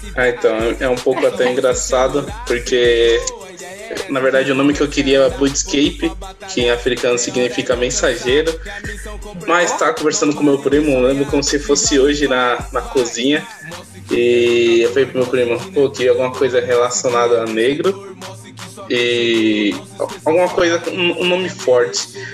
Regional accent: São Paulo, Brazil; sou daqui de São Paulo

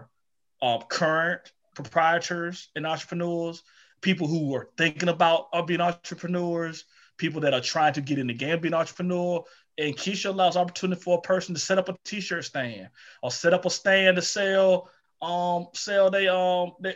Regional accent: Eatonton, Georgia, United States; growing up in Edenton, Georgia

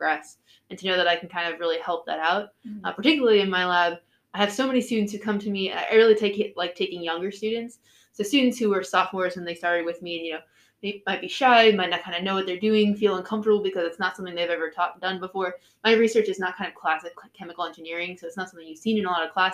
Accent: New York City, New York, United States; I'm originally from New York City

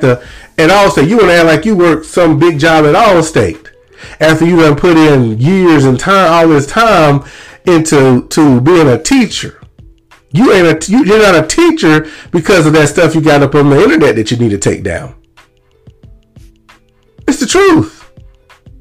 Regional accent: Lumberton, Mississippi, United States; moved away as an adult; I am from Lumberton, Mississippi. I was not born and raised in Lumberton, but I was raised in Lumberton since the fifth grade

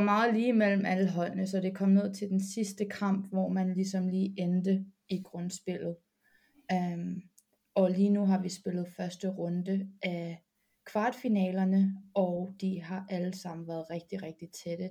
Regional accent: Copenhagen, Capital Region of Denmark, Denmark; moved away as an adult; also born or lived in United States; now in Madrid, Spain; jeg har min ungdomsbasket i BK Amager

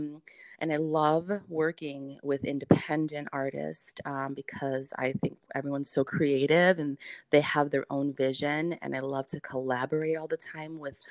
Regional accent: United States; I was born and raised in Fiore's Italian Deli, which we are in the city, area in Oakley. Been there 30 plus years

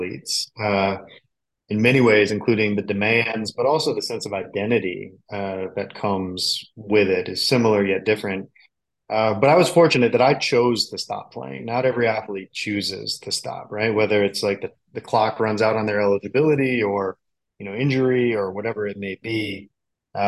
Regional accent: Chicago, Illinois, United States; I grew up in the Chicagoland area.

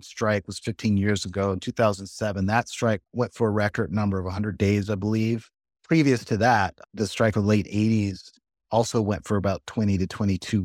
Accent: Chicago, Illinois, United States; also born or lived in Georgia / New Orleans; I'm from Chicago by way of Georgia, son of educators

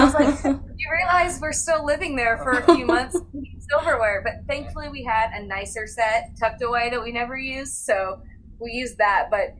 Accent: Austin, Texas, United States; moved away as an adult; also born or lived in Arizona; So I was born in Arizona and I moved to Austin when I was 8 and I lived in Austin for 16 years before we left.

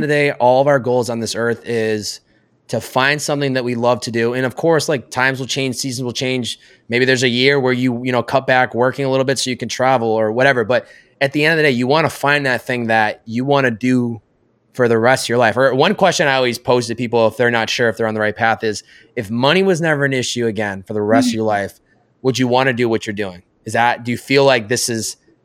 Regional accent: Massachusetts, United States; moved away as an adult; also born or lived in New York; now in Southern California, United States; I'm from Massachusetts

